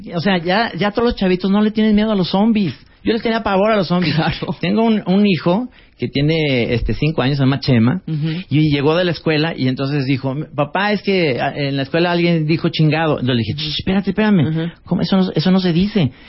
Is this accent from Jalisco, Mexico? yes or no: yes; Guadalajara, Jalisco, Mexico; estudié en una escuela que era como un campo de concentración nazi con las Michelle en Guadalajara